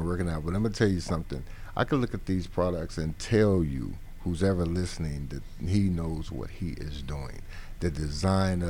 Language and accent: English; United States; I'm from America